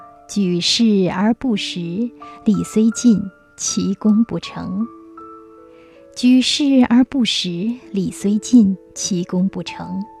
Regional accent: China; 我们中国人对时非常敏感，也许我们是黄色文明，自古至今都在靠农业生存，所以对天时的依赖性很强。

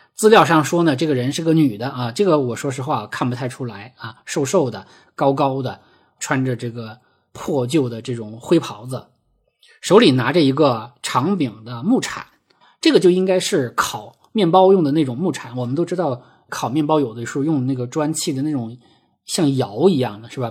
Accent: a state farm in Heilongjiang, China; 我出生在，呃，黑龙江的一个国营农场

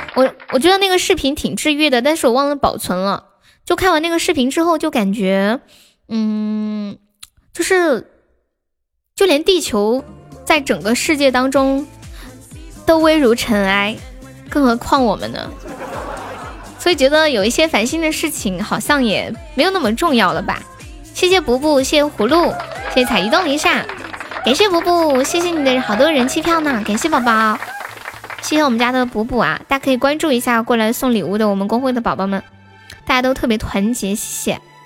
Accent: Sichuan, China; accent: Sichuanese; 我们四川话讲花就是 H 会发那个 F 的音

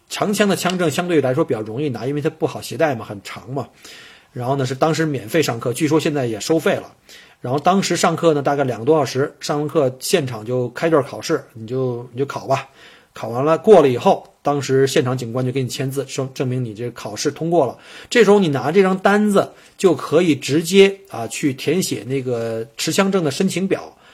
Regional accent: China; moved away as an adult; now in Australia; 国内应试教育呢，我也是从这个应试教育走出来的

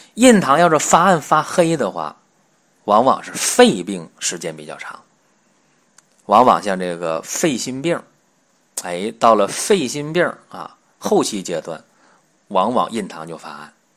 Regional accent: China; 我们中国人黄种人的脸色

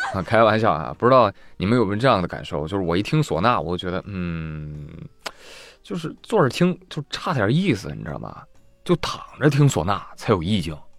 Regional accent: China; 对于我们中国人

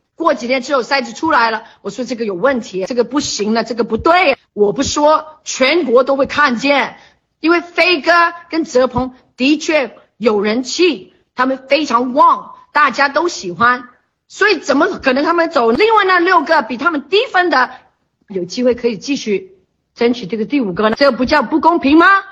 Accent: China; 我们是中国人

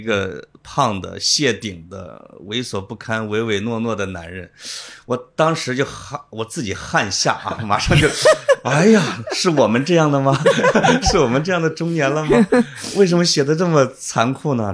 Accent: Henan, China; moved away; 我是河南的

